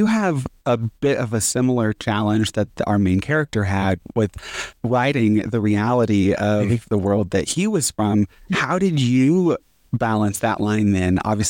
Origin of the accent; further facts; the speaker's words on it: Texas, United States; I am from Texas. I grew up, and so like this small town